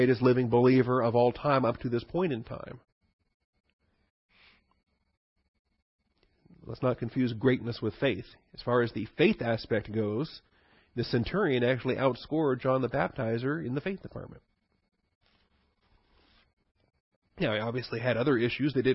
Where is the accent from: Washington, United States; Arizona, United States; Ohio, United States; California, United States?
Washington, United States; I grew up in Washington